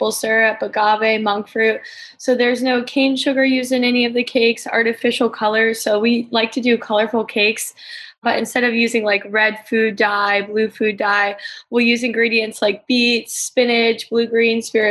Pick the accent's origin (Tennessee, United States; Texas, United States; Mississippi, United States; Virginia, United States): Virginia, United States; Virginia Beach; I was born and raised in Virginia Beach. I still live here now down at the oceanfront